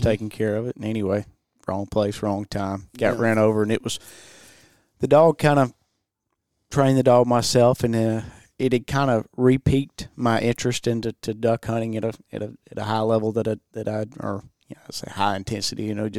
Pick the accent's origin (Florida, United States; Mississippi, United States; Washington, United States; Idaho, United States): Mississippi, United States; Sugarloaf; Sugarloaf, Mississippi.